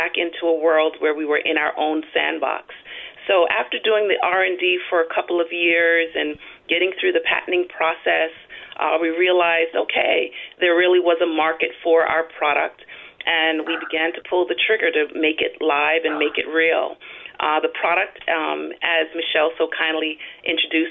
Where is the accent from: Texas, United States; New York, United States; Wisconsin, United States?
New York, United States; New York City; now in Central California, United States; I am originally from New York City. I migrated here to California, Central California